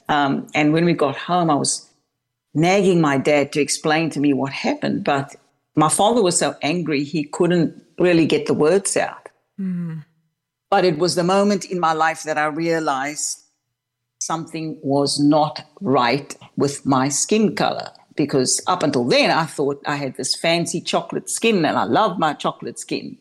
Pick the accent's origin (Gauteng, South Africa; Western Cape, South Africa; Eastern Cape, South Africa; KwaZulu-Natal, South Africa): Western Cape, South Africa; Cape Town; now in Melbourne, Australia; I was born and raised in Cape Town, South Africa